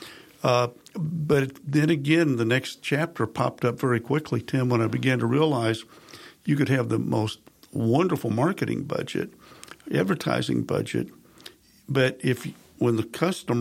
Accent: Carthage, Missouri, United States; moved away; I'm initially from Southwest Missouri, a small town, Carthage, Missouri

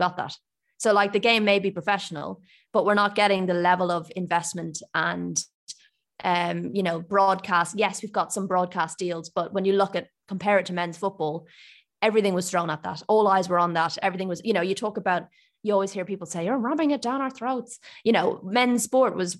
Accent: Ireland; I grew up in Ireland, if you can't tell from my accent

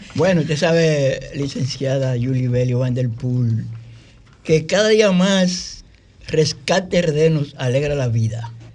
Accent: Barahona, Dominican Republic; now in Santo Domingo, Dominican Republic; yo soy egresado del Liceo Federico Enrique y Carvajal de Barahona

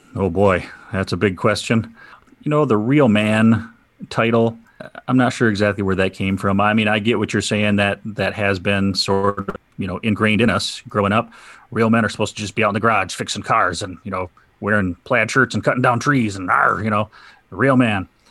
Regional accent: Saginaw, Michigan, United States; I'm from Saginaw, Michigan. I've been here all my life.

